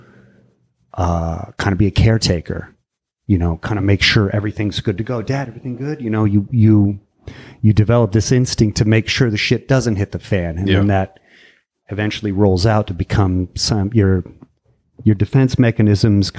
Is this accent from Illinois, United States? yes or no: no; Martinez, California, United States; also born or lived in Walnut Creek / Concord; Born in Walnut Creek and mostly raised in Martinez.